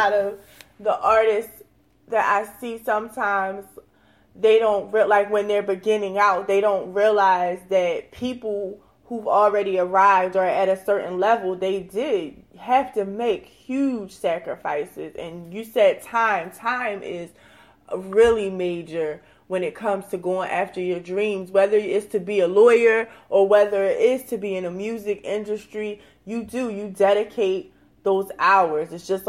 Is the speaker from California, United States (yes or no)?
no; New Jersey, United States; now in Atlanta, United States; I come from New Jersey, so I'm really, really enjoying Atlanta.